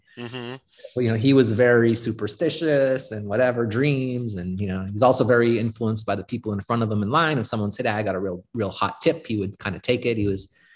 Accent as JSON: {"language": "English", "town": "Winnipeg", "region": "Manitoba", "country": "Canada", "tie": "born or raised there", "also_born_or_lived": "Monaco", "moved": "as an adult", "said": "I grew up in Canada."}